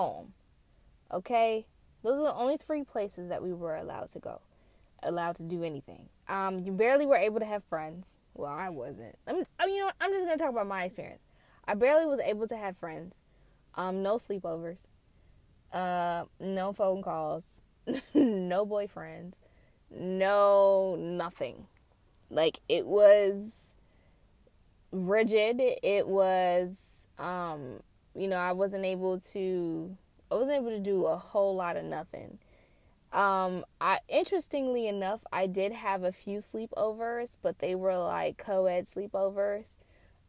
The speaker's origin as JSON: {"language": "English", "country": "United States", "tie": "born or raised there", "said": "being Haitian and then growing up in America, I had to live in two different cultures"}